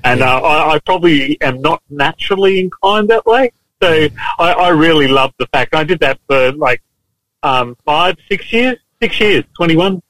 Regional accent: Lockyer Valley, Queensland, Australia; also born or lived in Toowoomba; I came from uh, the Lockyer Valley, around Gatton there, you know, on, on a farm initially and then up Woomba

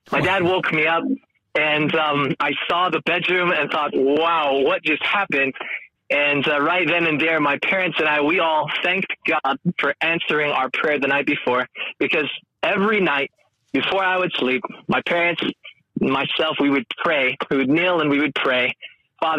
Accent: Northern California, United States; moved away as an adult; now in Hamilton, Australia; I'm born and raised in Northern California.

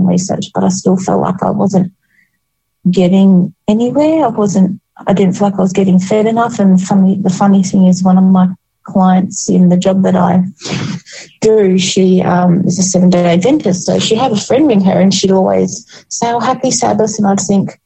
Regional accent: Wollongong, New South Wales, Australia; moved away as an adult; I was born in Wollongong and grew up here

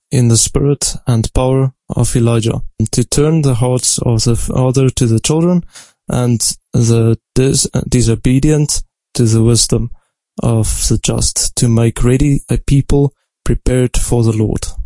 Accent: South Africa; moved away as an adult; now in Bavaria, Germany; I'm from South Africa, and I'm 27 years old and also studying in Bayern, Germany.

